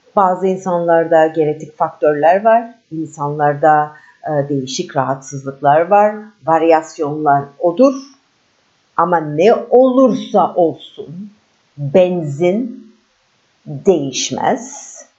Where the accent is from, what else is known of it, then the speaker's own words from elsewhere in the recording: Istanbul, Turkey; İstanbulluyum. Türkiye doğumluyum.